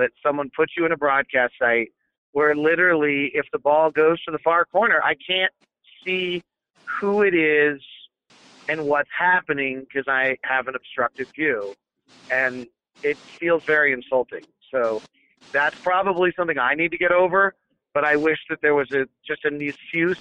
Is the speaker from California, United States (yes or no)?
yes; the Bay Area, California, United States; I grew up in the Bay Area listening to Greg Papa